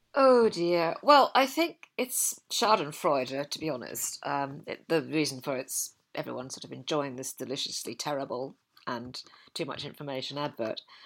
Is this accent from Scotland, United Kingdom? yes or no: yes; Scotland, United Kingdom; as a Scot